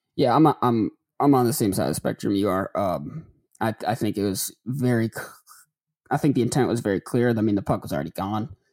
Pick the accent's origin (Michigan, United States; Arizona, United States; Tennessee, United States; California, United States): Michigan, United States; Detroit area; moved away as an adult; also born or lived in Chicago / Atlanta; now in Memphis, United States; I'm not from Detroit, but I'm from the area